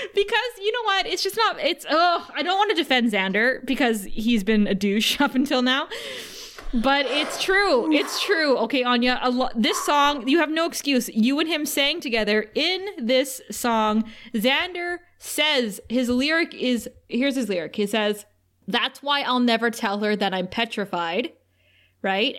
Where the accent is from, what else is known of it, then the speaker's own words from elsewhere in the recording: Thunder Bay, Ontario, Canada; a girl like me growing up in Thunder Bay